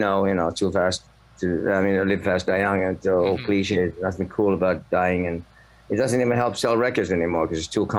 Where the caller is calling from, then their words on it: Finland; It's 6:45 here. It's in Finland.